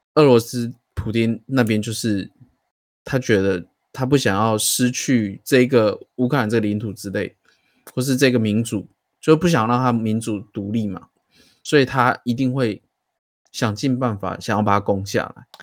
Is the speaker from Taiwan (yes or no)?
yes; Taiwan; 我们台湾